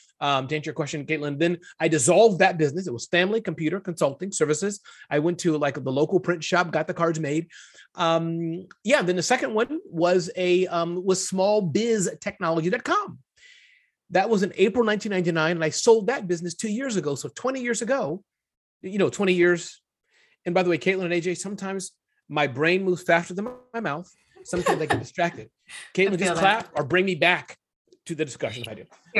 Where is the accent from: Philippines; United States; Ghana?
United States; Midwest; born there; But the summary of it is I was born in the Midwest, 2 great parents.